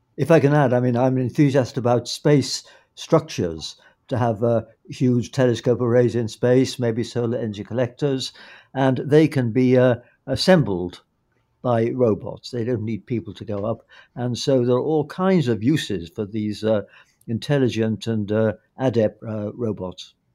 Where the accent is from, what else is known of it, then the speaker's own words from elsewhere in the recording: United Kingdom; as a Brit